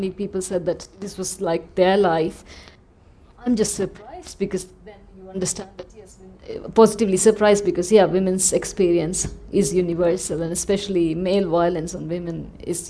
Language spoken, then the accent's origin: English; India; first language Tamil; English is a second language; I think it's impossible for me to not look at whatever I write as Indian... partly because that's where I've lived like 30 years of my life, and also most of my experiences are fashioned by it, and also like so much of the culture. But also my first language itself is Tamil, not English.